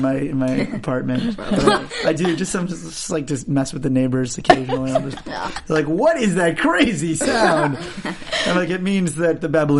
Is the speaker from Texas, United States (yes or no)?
no; Long Island, New York, United States; I'm a Jew from Long Island